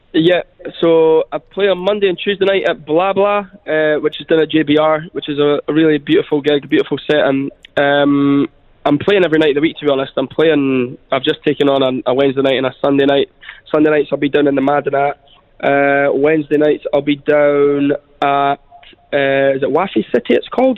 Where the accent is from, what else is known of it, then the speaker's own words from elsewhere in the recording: Scotland, United Kingdom; moved away as an adult; now in Dubai, United Arab Emirates; I grew up in Scotland, uh, just in a sort of a little estate in Scotland with my mum and my sister